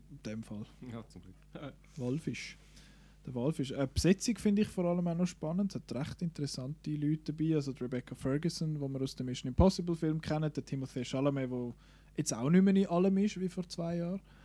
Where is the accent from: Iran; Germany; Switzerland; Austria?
Switzerland; bei uns in der Schweiz